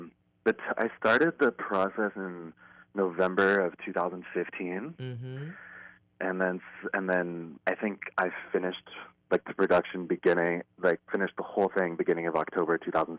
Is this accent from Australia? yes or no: no; Sonoma, California, United States; moved away as an adult; now in Los Angeles, United States; I'm actually originally from Northern California.